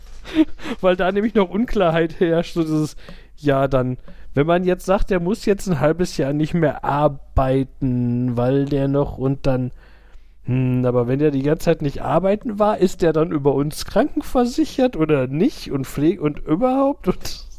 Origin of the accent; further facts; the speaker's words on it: Gladbeck, North Rhine-Westphalia, Germany; bei uns in, also da in Gladbeck gab es zwei Videotheken